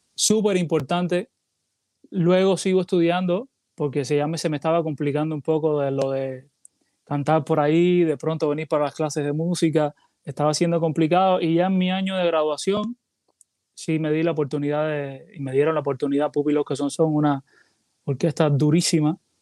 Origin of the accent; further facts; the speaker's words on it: Cuba; now in Puerto Rico; tengo que poner parte de, de mi tierra en mi música porque soy cubano